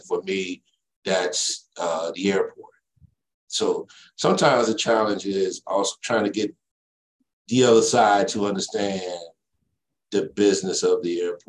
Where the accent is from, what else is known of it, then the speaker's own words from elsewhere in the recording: Chicago, Illinois, United States; also born or lived in Mississippi; I was born in Chicago, Illinois